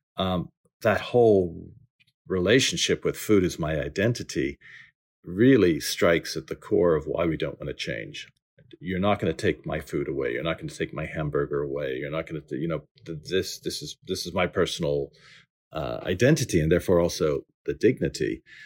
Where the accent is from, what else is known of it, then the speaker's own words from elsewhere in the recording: New Orleans, Louisiana, United States; moved away; I grew up in New Orleans